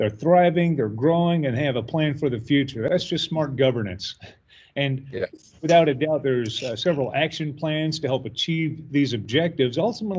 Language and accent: English; Louisiana, United States; I'm from Louisiana here in the States